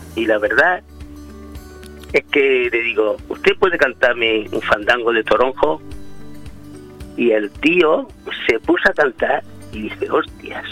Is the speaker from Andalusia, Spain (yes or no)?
yes; Jaén, Andalusia, Spain; yo soy de Jaén